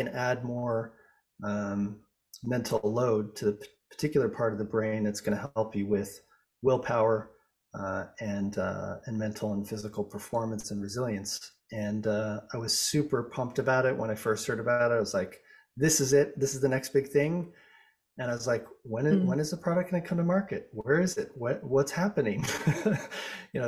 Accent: Boulder, Colorado, United States; I grew up in Boulder, Colorado

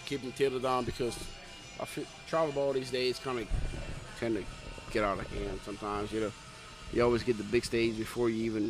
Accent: Louisiana, United States; I'm from Louisiana.

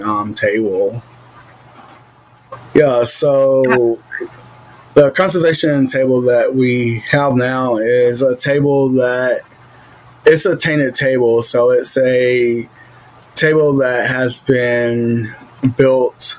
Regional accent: Georgia, United States; I'm from Georgia

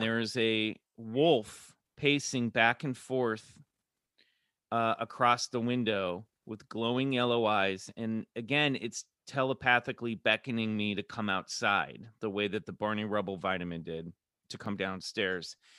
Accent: Kansas City, Missouri, United States; also born or lived in Colorado / Minnesota; I grew up in Kansas City, but I was born in Colorado, then mo-, my family moved to Minnesota

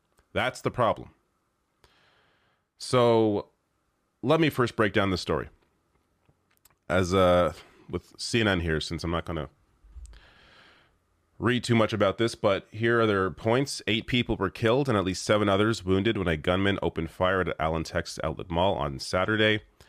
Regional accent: Canada; I feel like because I am a Canadian, I can offer a bit of a different perspective than your typical, you know, American news commentator

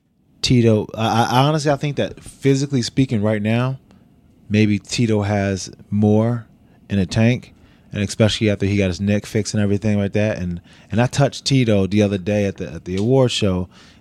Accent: Niagara Falls, New York, United States; I'm from Utica. I'm from Niagara Falls. Niagara Falls, New York, yeah. Not too damn far at all.

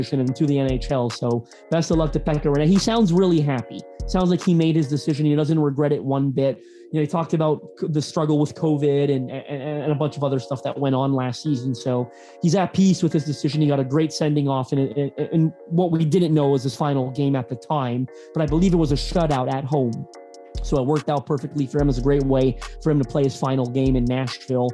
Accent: Canada; you can tell I'm Canadian

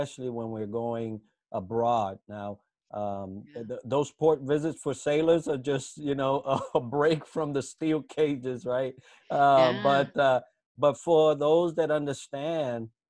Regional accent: United States; as an American going abroad

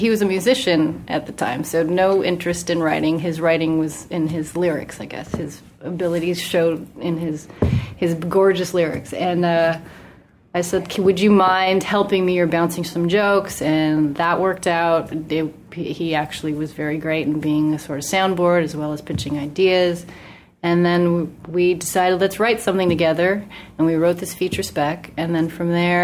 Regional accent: Los Angeles, California, United States; I was born and raised in Los Angeles

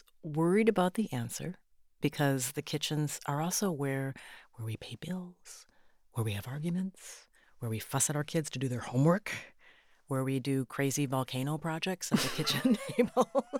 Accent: Minnesota, United States; because I come from Minnesota

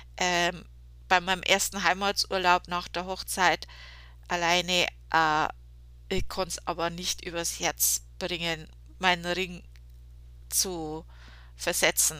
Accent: Germany; bei uns in Deutschland

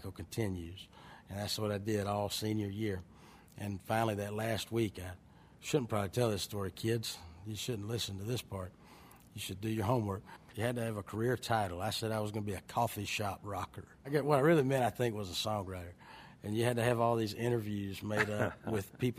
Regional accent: Richland, Georgia, United States; also born or lived in Ellaville, Georgia; I grew up in Ellaville, and I was raised in Richland, and that's all 10 minutes from Plains, Georgia

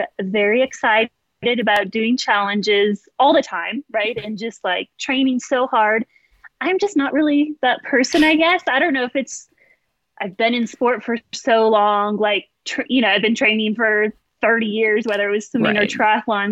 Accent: California, United States; moved away as an adult; also born or lived in Nebraska / Texas; now in Park City, United States; I grew up in California and then went to school in Nebraska

